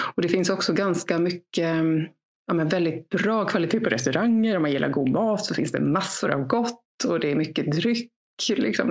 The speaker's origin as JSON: {"language": "Swedish", "region": "Gotland", "country": "Sweden", "tie": "born or raised there", "said": "Jag är född och uppvuxen här på Gotland där jag sitter"}